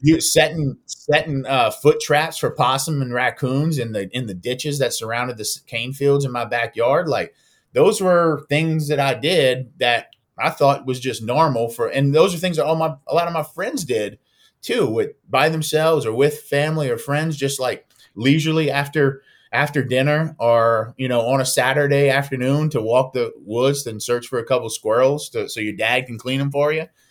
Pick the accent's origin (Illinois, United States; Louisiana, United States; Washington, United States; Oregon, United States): Louisiana, United States; moved away as an adult; also born or lived in New York; I wasn't plugged into the waterfowl community in those states and regions like I was in my home state